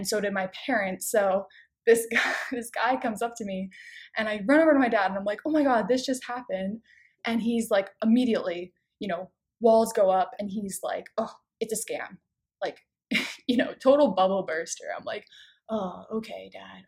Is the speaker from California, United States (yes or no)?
no; King of Prussia, Pennsylvania, United States; my hometown in King of Prussia